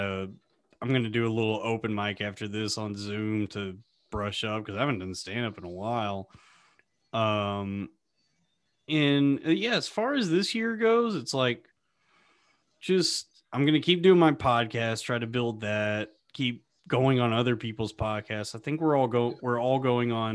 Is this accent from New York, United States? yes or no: no; Texas, United States; moved away; I'm from Texas, and I got a bunch of friends and family down there